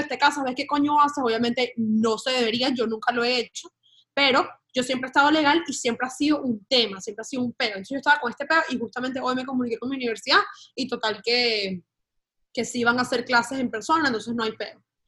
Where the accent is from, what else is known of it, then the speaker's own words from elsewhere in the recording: Venezuela; also born or lived in Spain; now in United States; yo soy española y yo soy venezolana, yo estoy en este país como española